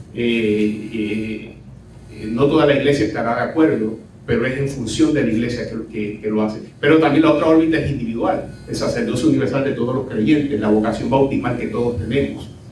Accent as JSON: {"language": "Spanish", "town": "Cataño", "country": "Puerto Rico", "tie": "born or raised there", "said": "mi pueblo natal de Cataño"}